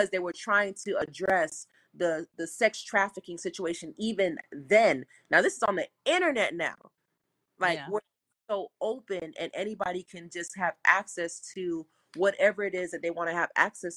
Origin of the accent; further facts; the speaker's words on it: South Florida, United States; I'm from South Florida